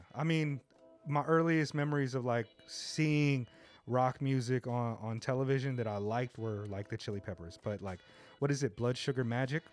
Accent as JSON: {"language": "English", "region": "Southern California", "country": "United States", "tie": "born or raised there", "moved": "yes", "lives_now": "Japan", "said": "I grew up in Southern California"}